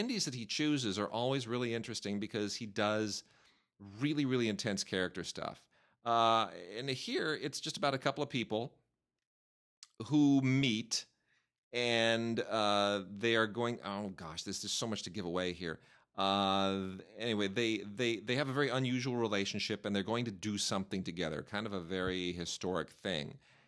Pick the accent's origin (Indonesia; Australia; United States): United States; Pennsylvania; You know, I come from Pennsylvania. I've grown up in, you know, a real working class environment, and it's there's no future to it.